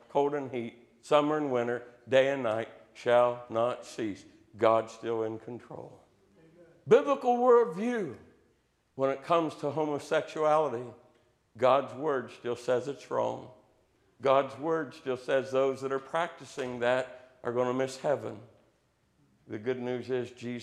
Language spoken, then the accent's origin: English; Southeast Ohio, United States; growing up in Southeast Ohio, there being in the Appalachian foothills, we're still in the Bible Belt